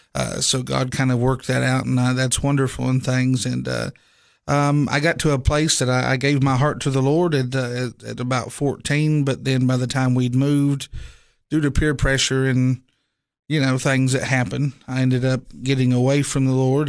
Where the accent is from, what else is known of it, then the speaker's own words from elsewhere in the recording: Inez, Kentucky, United States; moved away; I actually grew up in eastern Kentucky, um, in a, a small Appalachian town called Inez, Kentucky